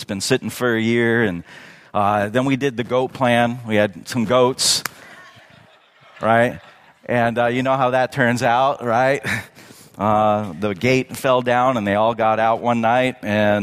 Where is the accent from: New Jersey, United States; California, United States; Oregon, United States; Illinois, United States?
California, United States; Redlands; now in Yucaipa, United States; I grew up in Redlands, going to Redlands High School